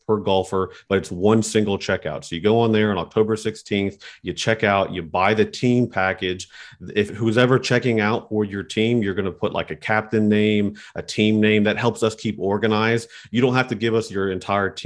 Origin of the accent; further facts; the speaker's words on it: Charleston, West Virginia, United States; I'm from Charleston as well.